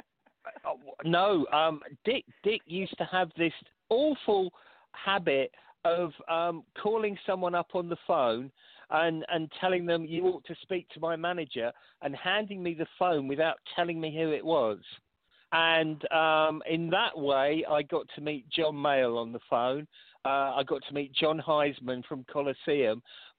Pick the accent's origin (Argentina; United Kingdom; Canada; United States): United Kingdom; London; Golders Green in London, very close to where I was brought up in Finchley